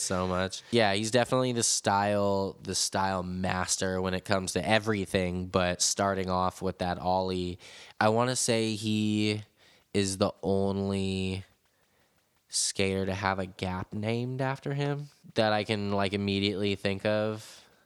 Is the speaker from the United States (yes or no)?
yes; San Francisco, California, United States; growing up in San Francisco with all these amazing legendary spots everywhere